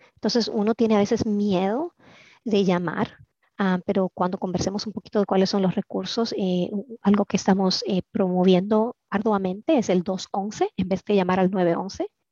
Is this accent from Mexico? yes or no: no; Dominican Republic; now in Maryland, United States; soy originalmente de la República Dominicana aunque ya tengo 30 años de vivir aquí en Maryland